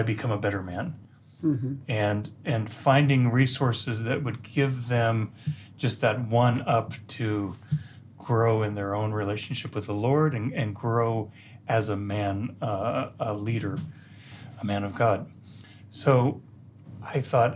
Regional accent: United States; moved away as an adult; also born or lived in Colorado; now in Jerusalem, Israel; I'm actually American

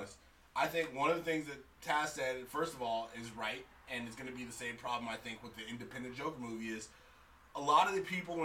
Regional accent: the Bay Area, California, United States; I'm from the Bay

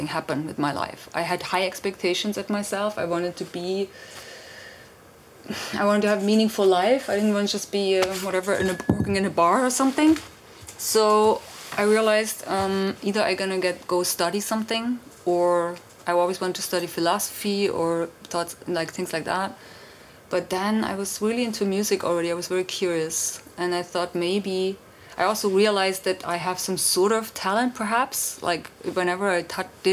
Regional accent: Germany; moved away as an adult; also born or lived in London / Berlin; I'm from East Germany, and the wall came down, and I was 19

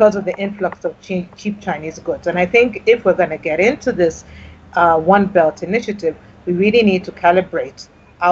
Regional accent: Kenya; as a Kenyan

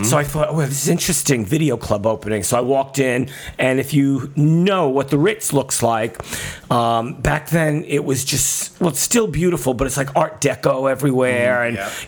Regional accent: New York City, New York, United States; Well, I grew up in Brooklyn, yes.

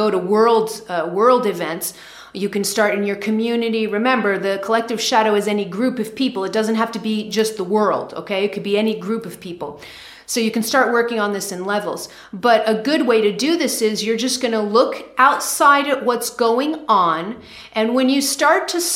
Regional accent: United States; I'm American

